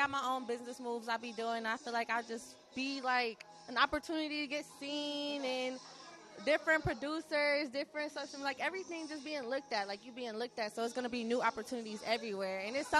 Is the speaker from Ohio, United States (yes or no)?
yes; Toledo, Ohio, United States; I'm from Toledo.